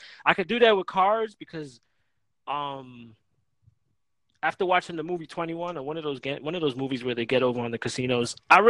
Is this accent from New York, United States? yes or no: yes; Staten Island, New York, United States; where I grew up in Staten Island. There was a few Spanish kids, but it was like they play spades.